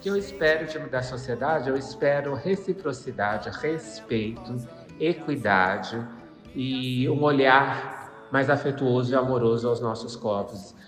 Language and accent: Portuguese; interior of São Paulo state, Brazil; Eu sou do interior do estado de São Paulo